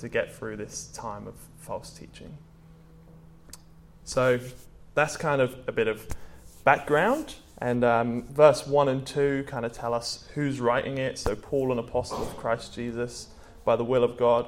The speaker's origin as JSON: {"language": "English", "region": "England", "country": "United Kingdom", "moved": "yes", "said": "I'm from England"}